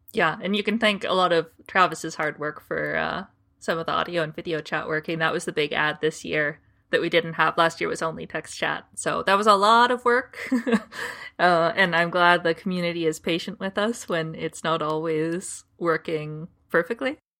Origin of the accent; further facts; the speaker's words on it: Canada; I'm from Canada